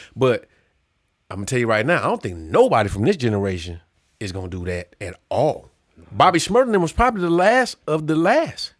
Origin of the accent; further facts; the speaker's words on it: Chicago, Illinois, United States; I'm from Chicago.